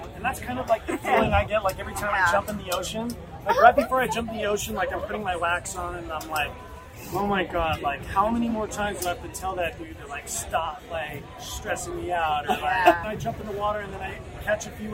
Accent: Southern California, United States; we're not from Jamaica. We grew up in Southern California

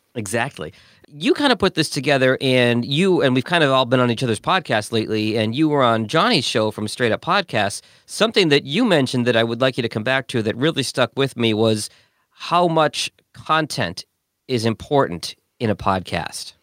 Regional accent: Boston, Massachusetts, United States; also born or lived in Detroit; now in Louisiana, United States; I grew up in Boston and went to Detroit and then Louisiana.

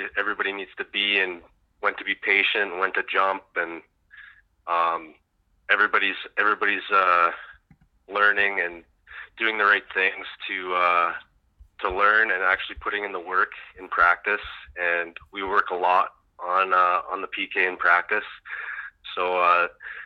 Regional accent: Canada; I'm Canadian.

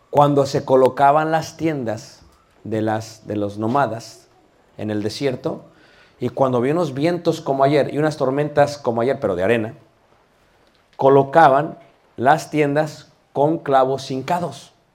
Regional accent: Mexico; soy mexicano, me permito hablar de mi, país, México lindo y querido

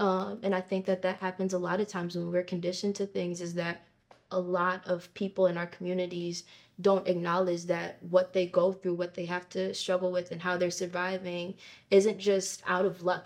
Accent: Chicago, Illinois, United States; growing up in Chicago

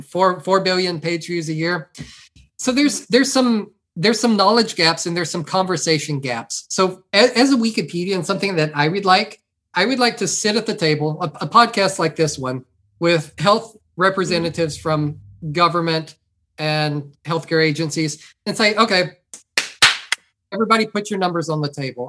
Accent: near Beaumont, Southeast Texas, United States; I grew up in Southeast Texas

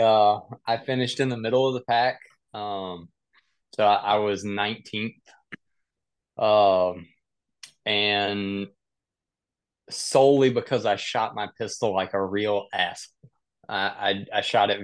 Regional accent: South Mississippi, United States; I grew up in the country. I grew up in South Mississippi, hunting, deer hunting and squirrel hunting.

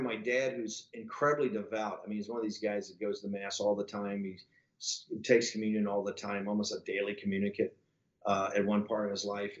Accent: Richmond, Virginia, United States; also born or lived in Norfolk, Virginia; in '64, we lived in an old neighborhood in the north side of Richmond, Virginia

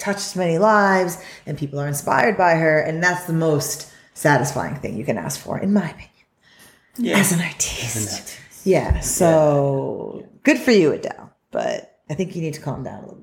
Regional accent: Australia; I'm not that Australian, although I am Australian

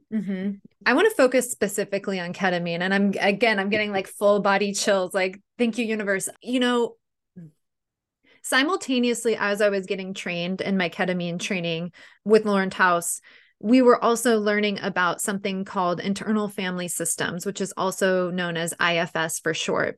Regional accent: San Diego, California, United States; I'm actually born and raised in San Diego, too

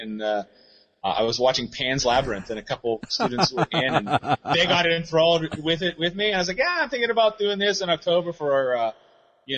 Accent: Pittsburgh, Pennsylvania, United States; I am from Pittsburgh

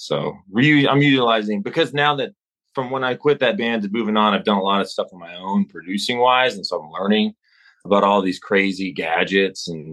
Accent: Amarillo, Texas, United States; moved away as an adult; also born or lived in Los Angeles; I'm in Amarillo, my hometown

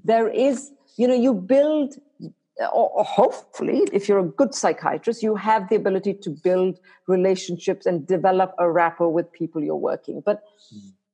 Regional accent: India; moved away as an adult; now in United States; I did all my medical, my high school and medical school in India

